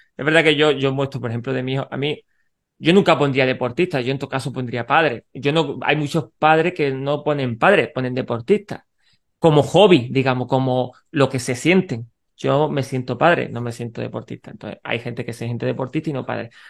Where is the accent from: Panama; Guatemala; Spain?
Spain; Granada, Andalusia; soy de Granada